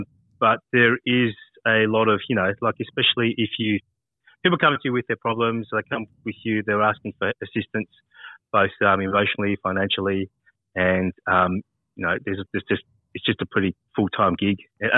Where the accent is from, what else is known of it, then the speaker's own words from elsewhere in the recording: New Zealand; also born or lived in Samoa; So I was born in New Zealand. Then I went to Samoa when I was about one.